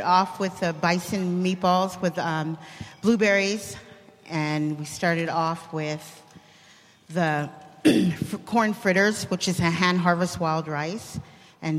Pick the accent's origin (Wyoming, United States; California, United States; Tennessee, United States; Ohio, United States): California, United States; Bay Area; I grew up here in the Bay Area with the Native community